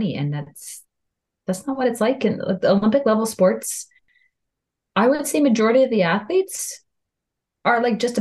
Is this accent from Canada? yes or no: yes; Canada; I'm Canadian